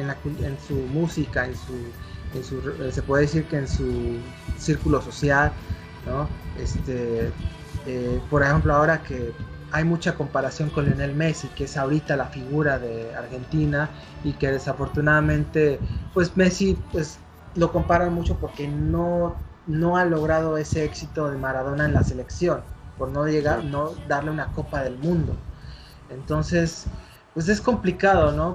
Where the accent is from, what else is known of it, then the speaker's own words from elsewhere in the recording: Mexico; nosotros como mexicanos